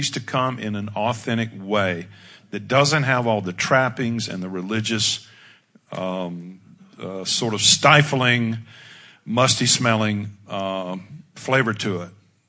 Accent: United States; I'm good with that, but I mean, I'm an American. This is me.

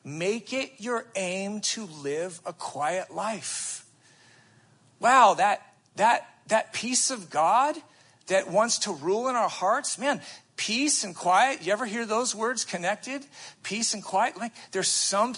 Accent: United States; as American Christians

